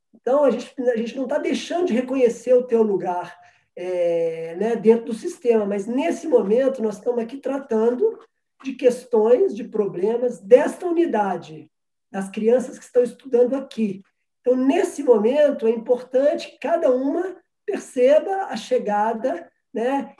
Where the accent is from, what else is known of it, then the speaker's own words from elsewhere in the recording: Minas Gerais, Brazil; eu sou mineiro